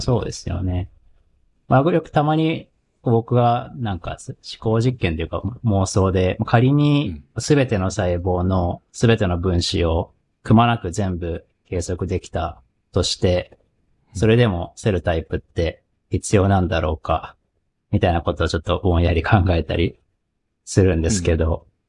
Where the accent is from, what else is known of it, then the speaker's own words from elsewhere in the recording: Kagoshima, Japan; 僕、鹿児島出身です。